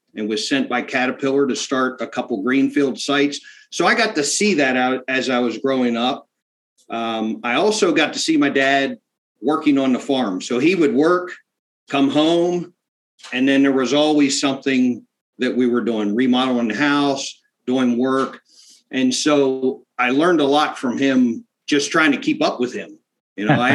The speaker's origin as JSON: {"language": "English", "region": "South Central Pennsylvania", "country": "United States", "tie": "born or raised there"}